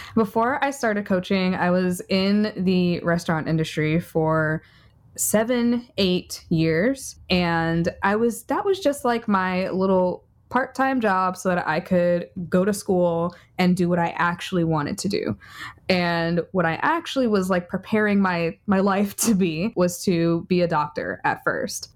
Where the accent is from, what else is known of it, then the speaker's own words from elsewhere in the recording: New York City, New York, United States; I'm a New Yorker